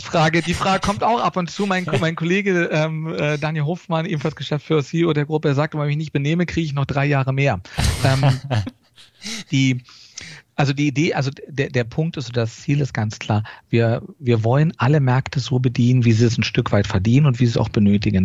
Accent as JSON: {"language": "German", "country": "Germany", "accent": "German", "moved": "as an adult", "lives_now": "United States", "said": "unseren deutschen Akzent."}